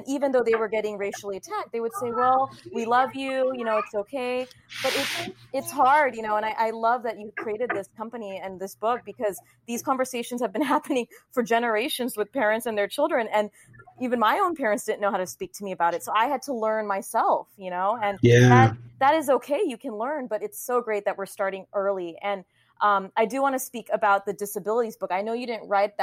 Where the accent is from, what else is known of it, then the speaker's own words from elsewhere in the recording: Southern California, United States; I'm Indian American growing up in Southern California